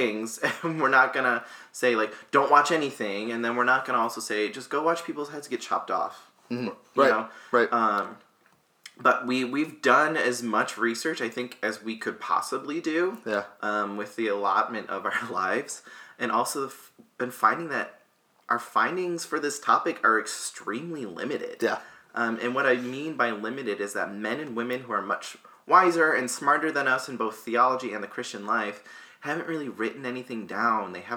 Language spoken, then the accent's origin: English; United States; we're born and raised in the United States